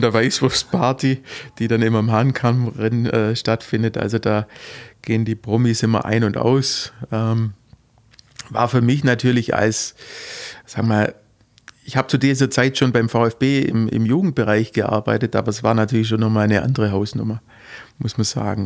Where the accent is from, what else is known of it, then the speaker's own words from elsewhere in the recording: Heuchlingen, Baden-Württemberg, Germany; also born or lived in Heidenheim; now in Gerstetten, Germany; Ich, ja, geboren in Heidenheim und aufgewachsen in, in Heuchlingen